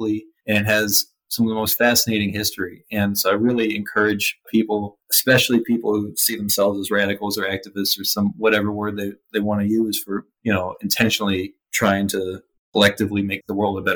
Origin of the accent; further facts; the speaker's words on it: Georgia, United States; I'm from Georgia